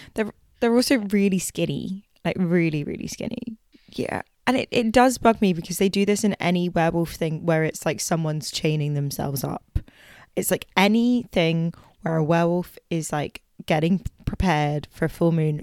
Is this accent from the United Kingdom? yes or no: yes; United Kingdom; we're we're British